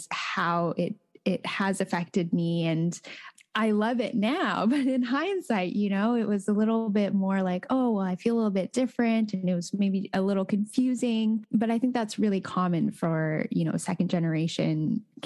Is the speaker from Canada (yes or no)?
yes; Comox Valley, British Columbia, Canada; also born or lived in Calgary, Canada; growing up in the Comox Valley